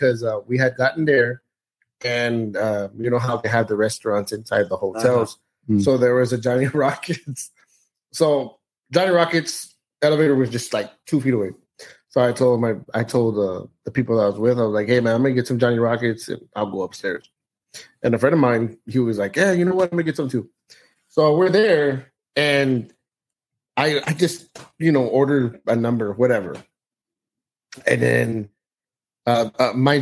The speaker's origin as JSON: {"language": "English", "area": "the Rio Grande Valley", "region": "Texas", "country": "United States", "said": "I'm from the Valley"}